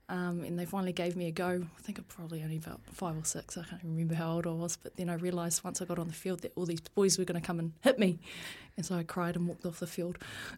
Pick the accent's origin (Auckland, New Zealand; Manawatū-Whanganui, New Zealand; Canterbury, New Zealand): Manawatū-Whanganui, New Zealand; Taihape; also born or lived in Palmerston North; Grew up in a small town called Taihape.